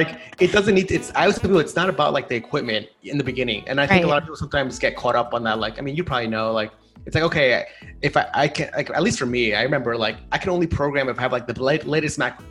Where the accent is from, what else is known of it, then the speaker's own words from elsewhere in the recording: New York City, New York, United States; I grew up here in New York